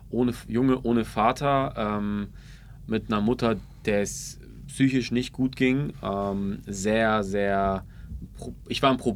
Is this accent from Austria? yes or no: no; Ulm, Baden-Württemberg, Germany; Nee, ich komme aus Ulm ursprünglich.